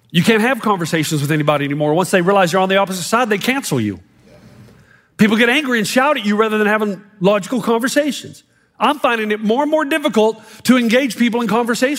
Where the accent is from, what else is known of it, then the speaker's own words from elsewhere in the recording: United States; moved away; also born or lived in New Zealand; I'm glad I'm American